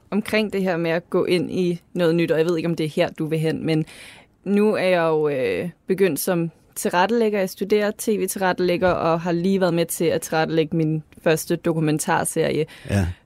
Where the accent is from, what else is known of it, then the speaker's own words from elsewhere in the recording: Lolland, Zealand, Denmark; Det er som om, du har en idé om, at fordi at jeg er fra Lolland, så har jeg ikke den kulturelle baglast.